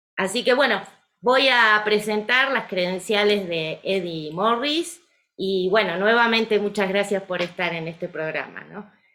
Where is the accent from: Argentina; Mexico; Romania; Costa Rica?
Argentina; Como buena argentina